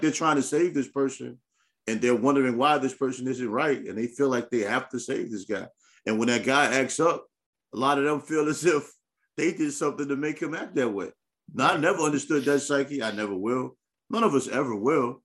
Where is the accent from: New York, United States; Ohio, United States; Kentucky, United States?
New York, United States; growing up in New York